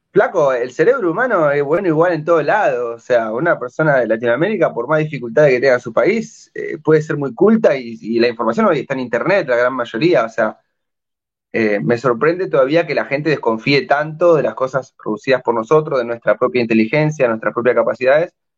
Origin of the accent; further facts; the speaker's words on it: Gualeguaychú, Entre Ríos, Argentina; moved away as an adult; now in Peru; Yo que venía de un pueblito de 100.000 habitantes